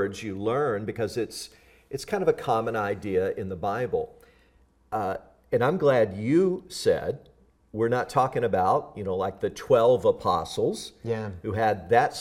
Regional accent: Tennessee, United States; I grew up in the South, in the Southern states of the U.S. Tennessee was my home. I grew up on a cotton farm

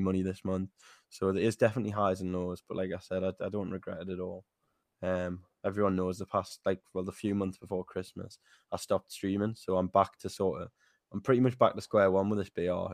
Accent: Newcastle, North East England, United Kingdom; I'm twenty-three, I'm from Newcastle

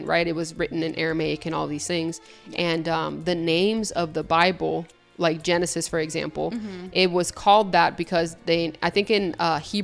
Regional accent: Puerto Rico; I'm from Puerto Rico, and then Puerto Rico is the island of enchantment

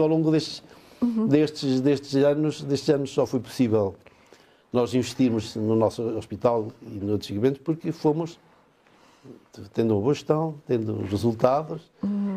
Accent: Valpaços, Norte, Portugal; moved away as an adult; now in Chaves, Portugal; a minha terra era o Valpaços

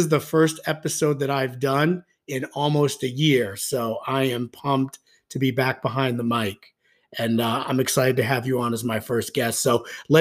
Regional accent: Suffern, New York, United States; I grew up in Suffern

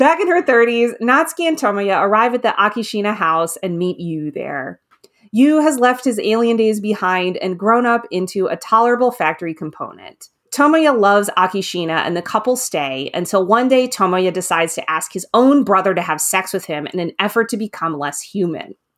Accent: United States; as an American reader

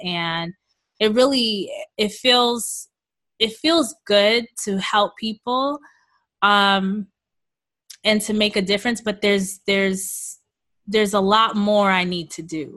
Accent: New York City, New York, United States; I was born and raised in Queens, New York, uh, to Jamaican parents.

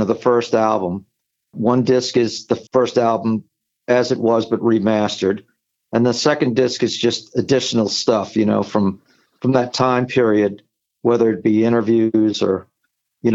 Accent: New Orleans, Louisiana, United States; moved away as an adult; now in Long Island, United States; people I grew up with in New Orleans

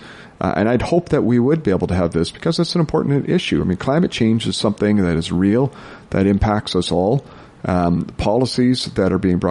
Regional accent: Prince George, British Columbia, Canada; also born or lived in Cluculz Lake, British Columbia; I was born and raised in Prince George. You know, I've spent all my life in northern BC.

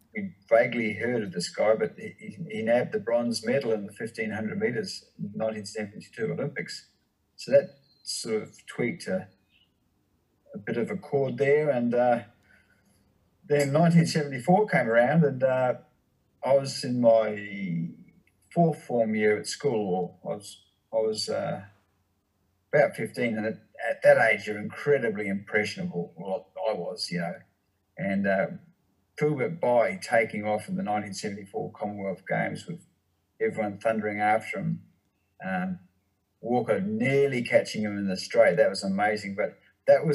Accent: Auckland, New Zealand; also born or lived in Kenya / Swan Hill, Australia; now in Bendigo, Australia; growing up where I did in Ōaraka in Auckland in New Zealand

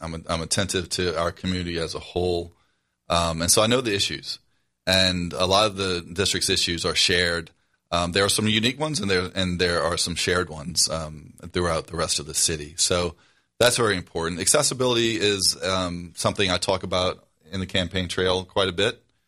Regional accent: New Orleans, Louisiana, United States; moved away as an adult; I grew up in the Algiers section of New Orleans. I live there now.

